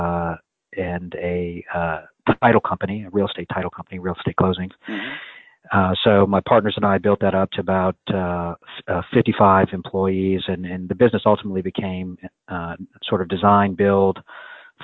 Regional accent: New Orleans, Louisiana, United States; also born or lived in Washington, D.C.; now in Georgia, United States; So I was actually born in Washington, D.C., but I grew up in New Orleans, Louisiana.

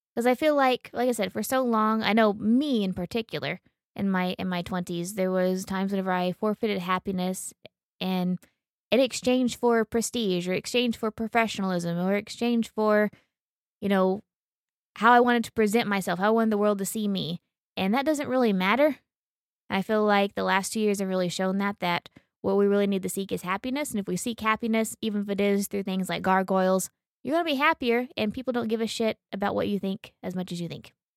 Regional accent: Oklahoma, United States; we're from Oklahoma and we're hikers

